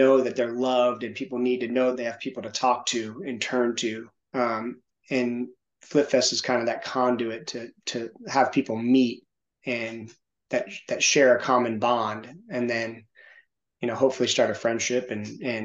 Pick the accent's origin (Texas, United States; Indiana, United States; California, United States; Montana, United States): California, United States; Santa Monica; now in Knoxville, United States; there was a lot of motivation for me that came from growing up in Santa Monica, in the Hollywood area